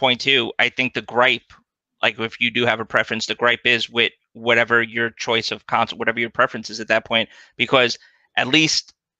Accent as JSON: {"language": "English", "region": "New York", "country": "United States", "said": "I'm from New York"}